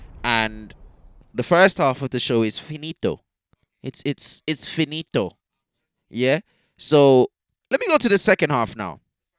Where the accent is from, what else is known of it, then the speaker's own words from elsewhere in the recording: Jamaica; now in United Kingdom; I'm Jamaican